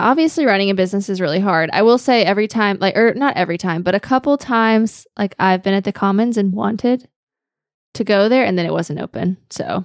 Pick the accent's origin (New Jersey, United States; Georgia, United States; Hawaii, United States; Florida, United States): Georgia, United States; now in Greenville, United States; I grew up in Georgia